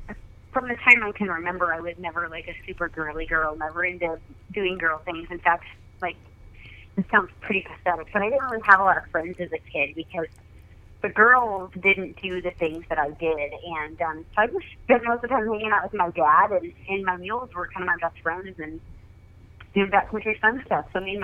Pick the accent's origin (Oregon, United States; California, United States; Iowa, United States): Oregon, United States; I was born and raised in Oregon, and I kind of grew up backcountry hunting.